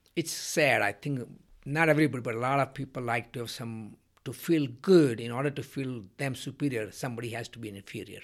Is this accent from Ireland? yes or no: no; India; moved away; when I was growing up in India